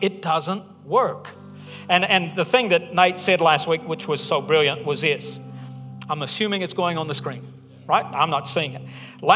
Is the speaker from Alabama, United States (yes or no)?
yes; Alabama, United States; I'm from Alabama